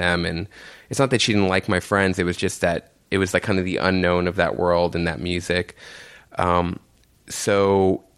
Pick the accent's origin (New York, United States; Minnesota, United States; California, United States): New York, United States; New York City; I grew up in Jamaica, Queens, right near like St. John's University with my mom and my aunt